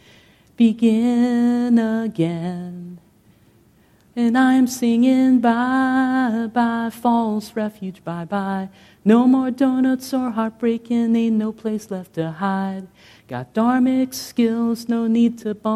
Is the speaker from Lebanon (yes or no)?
no; Philippines; moved away; I come from the Philippines